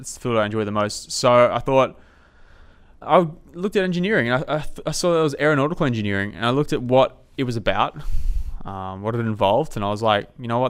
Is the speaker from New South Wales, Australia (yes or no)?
yes; Coffs Harbour, New South Wales, Australia; I grew up in a rural city, uh, of Coffs Harbour, uh, mid-North Coast